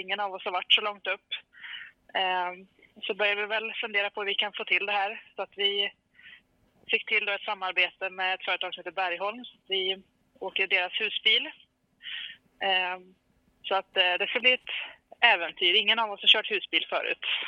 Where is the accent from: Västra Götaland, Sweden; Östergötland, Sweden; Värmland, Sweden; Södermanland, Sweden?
Värmland, Sweden; Karlstad; now in Hagfors, Sweden; jag är en tjej från Karlstad från början som har hittat eh, Hagfors i mitt hjärta. Jag bor där nu